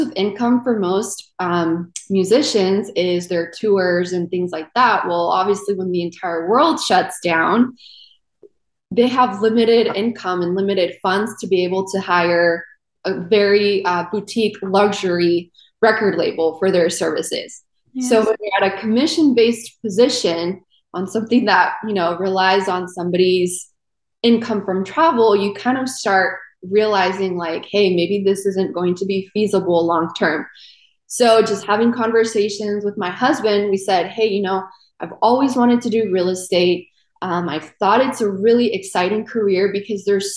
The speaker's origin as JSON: {"language": "English", "region": "California", "country": "United States", "tie": "born or raised there", "also_born_or_lived": "South America", "moved": "as an adult", "lives_now": "Tampa, United States", "said": "I'm actually originally from South America, and my family and I moved to California, and I grew up there pretty much all my life"}